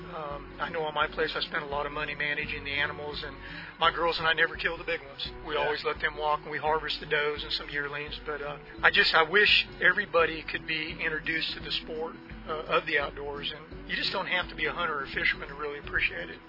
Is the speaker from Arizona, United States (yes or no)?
no; Northern California, United States; I was born and raised in Northern California